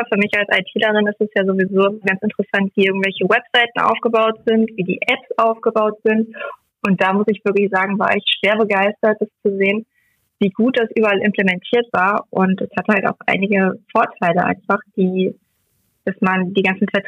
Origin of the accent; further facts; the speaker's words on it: Euskirchen, North Rhine-Westphalia, Germany; ich komme aus Euskirchen, das hast du ja schon so schön gesagt.